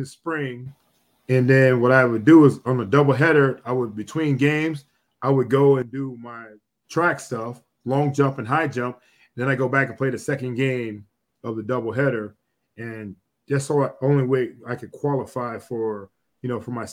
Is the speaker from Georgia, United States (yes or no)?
no; Cleveland, Ohio, United States; Me, Dez, and Robert Smith are all from Cleveland